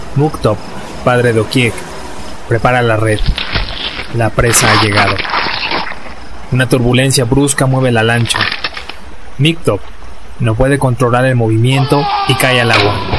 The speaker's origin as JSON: {"language": "Spanish", "country": "Mexico", "said": "revalorarnos como mexicanos"}